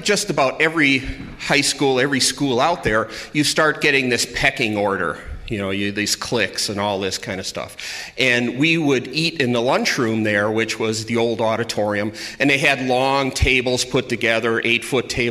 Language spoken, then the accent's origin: English; Milwaukee, Wisconsin, United States; I grew up in Milwaukee, and I went to Catholic grade school and high school